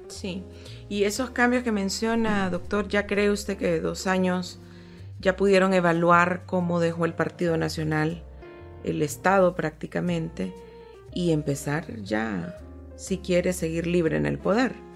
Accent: Honduras; como hondureños

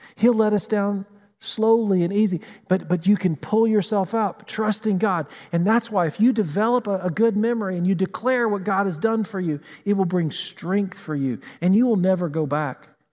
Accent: Tennessee, United States; now in Columbus, United States; Growing up in Tennessee, we had mountains, unlike Flat Columbus

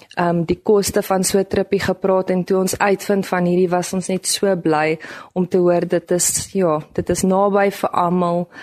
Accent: Bloemfontein, Free State, South Africa; ek is van Bloemfontein

